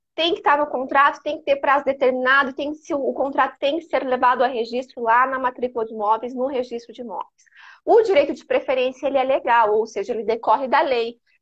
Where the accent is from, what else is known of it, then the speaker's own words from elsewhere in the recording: Criciúma, Santa Catarina, Brazil; eu sou de Criciúma